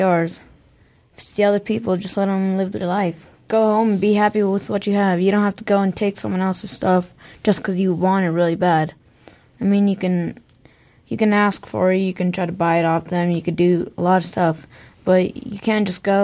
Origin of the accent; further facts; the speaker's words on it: Gallup, New Mexico, United States; also born or lived in Middle East; now in Albuquerque, United States; I was born in Gallup, New Mexico, and then I moved